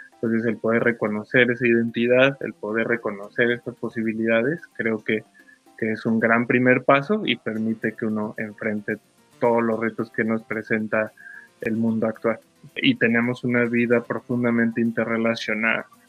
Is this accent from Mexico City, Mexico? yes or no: yes; Mexico City, Mexico; soy originario de la Ciudad de México